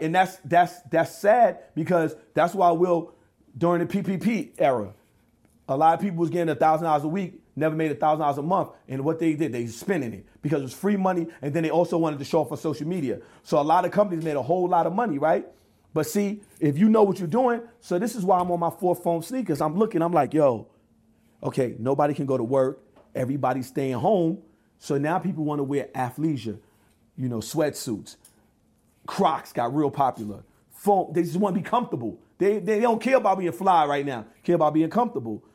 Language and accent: English; New York, United States; I grew up in New York, we wear Tim's.